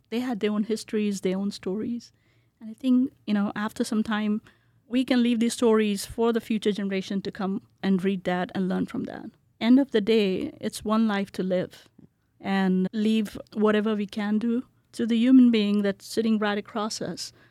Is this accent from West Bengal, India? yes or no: yes; Kolkata, West Bengal, India; moved away as an adult; also born or lived in Bihar, India / New Jersey, United States; now in Boise, United States; When I was growing up in India, I grew up in Calcutta